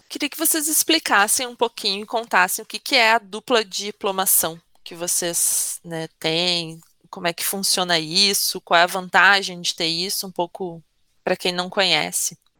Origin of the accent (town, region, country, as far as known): Brazil